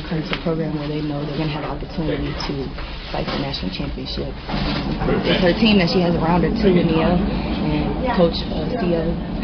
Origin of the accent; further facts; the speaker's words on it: South Bend, Indiana, United States; I had a great experience at Notre Dame, obviously, playing in my hometown